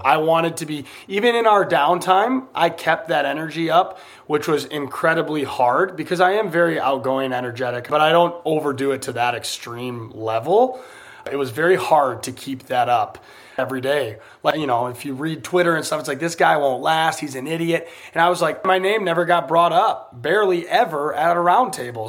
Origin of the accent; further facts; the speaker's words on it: United States; I'm American